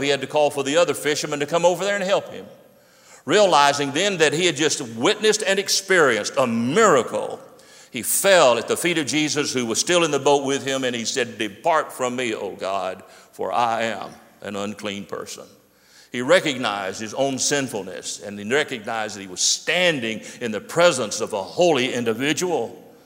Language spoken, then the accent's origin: English; Pittsburgh, Pennsylvania, United States; When I was growing up in my hometown of Pittsburgh